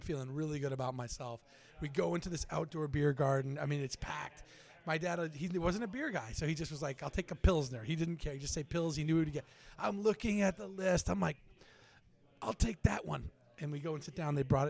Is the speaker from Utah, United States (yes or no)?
no; Durham, New Hampshire, United States; also born or lived in Boston, Massachusetts; now in Newburyport, United States; Growing up in Durham, Portsmouth, New Hampshire is your town. And then I lived in Boston, and I came to Newburyport.